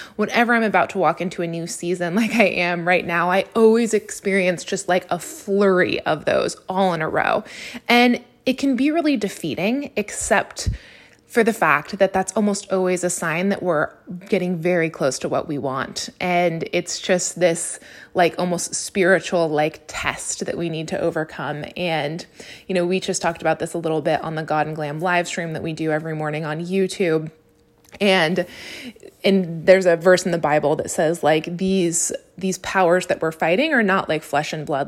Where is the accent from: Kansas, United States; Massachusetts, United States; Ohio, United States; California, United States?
California, United States; Napa; moved away as an adult; now in Los Angeles, United States; my hometown of Napa